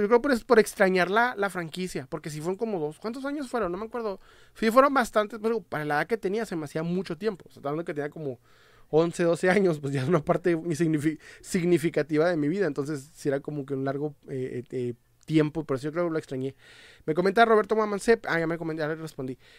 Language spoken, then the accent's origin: Spanish; Ciudad Juárez, Chihuahua, Mexico; Soy de eh, Ciudad Juárez, Chihuahua, México